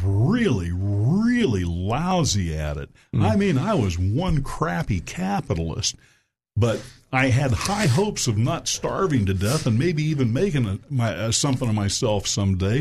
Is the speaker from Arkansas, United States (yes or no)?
yes; Little Rock, Arkansas, United States; my hometown, Little Rock, Arkansas